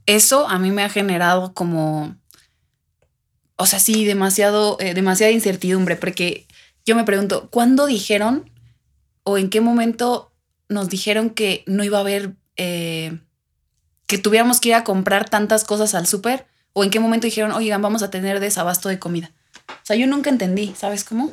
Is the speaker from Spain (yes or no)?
no; Mexico; como algunos mexicanos